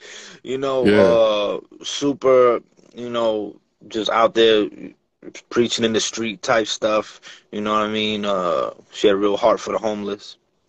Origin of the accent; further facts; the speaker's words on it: Bronx, New York, United States; also born or lived in New Jersey / Brooklyn; now in Connecticut, United States; I was born in New York, you know what I mean? And I just kind of moved all over, bro. I'm from the Bronx, I'm from Jersey, I'm back in New York, Brooklyn, I'm in Connecticut right now, I've been upstate.